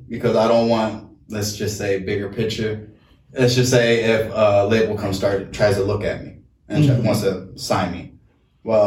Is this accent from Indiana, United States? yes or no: no; Las Vegas, Nevada, United States; now in Washington, United States; originally I'm from Vegas